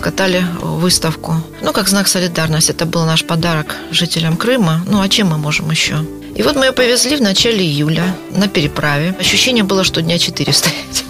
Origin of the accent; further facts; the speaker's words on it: Grozny, Chechnya, Russia; also born or lived in Prague, Czechoslovakia; now in Rostov-on-Don, Russia; сама родом из Грозного